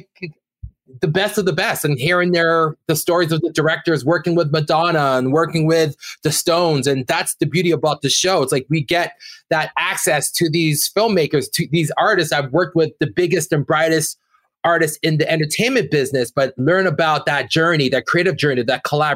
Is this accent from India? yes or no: no; Brampton, Ontario, Canada; we're two kids from Brampton, Ontario